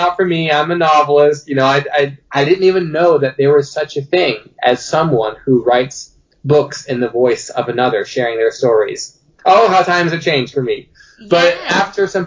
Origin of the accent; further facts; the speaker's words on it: Dayton, Ohio, United States; when I was a kid growing up here in Dayton, Ohio